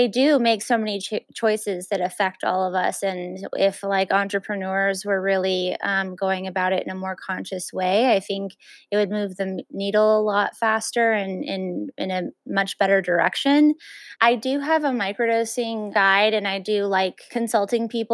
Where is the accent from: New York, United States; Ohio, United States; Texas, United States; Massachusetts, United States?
Texas, United States; El Paso; I'm actually from El Paso, so I still have that Mexican root